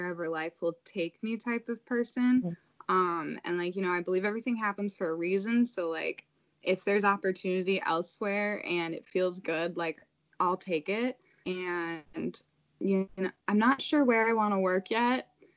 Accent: Illinois, United States; moved away as an adult; now in Madison, United States; I'm from Illinois originally.

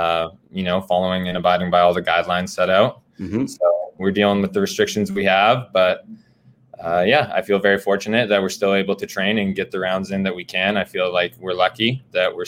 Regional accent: Vernon, British Columbia, Canada; I'm from Vernon, which is a little bit north from Kelowna

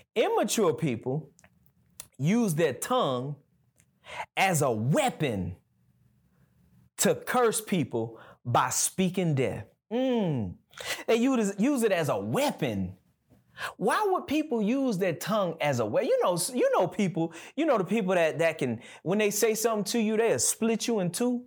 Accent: Gulf Coast, United States; now in Birmingham, United States; I'm from the Gulf Coast, so everything where I'm from is flat, right? So, I can remember when I first got to Birmingham

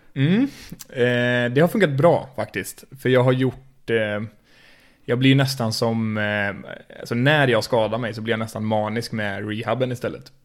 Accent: Skövde, Västra Götaland, Sweden; Jag är uppvuxen i Skövde, eller i Stöpen

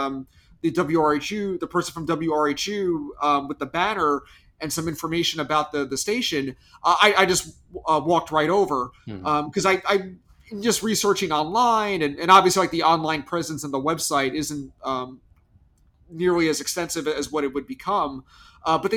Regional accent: Massapequa Park, New York, United States; I grew up in Massapequa Park.

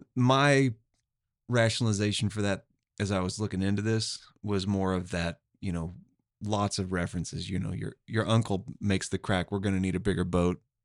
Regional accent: Tulsa, Oklahoma, United States; I'm from Tulsa

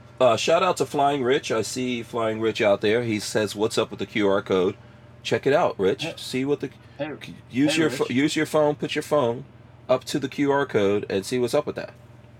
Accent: New York, United States; moved away as an adult; also born or lived in Guyana / New Jersey; I left New York. I grew up in New York. And left New York, went to Jersey.

